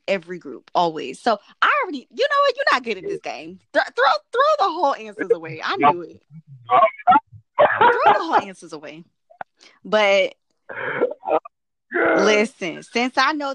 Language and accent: English; Merritt Island, Florida, United States; I was born and raised in Merritt Island, Florida